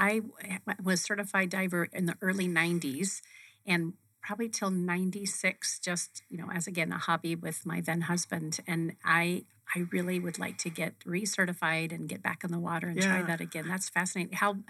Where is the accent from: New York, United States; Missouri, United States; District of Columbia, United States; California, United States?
California, United States; San Francisco Bay Area, Northern; I grew up in Northern California in the San Francisco Bay Area in the early 70s.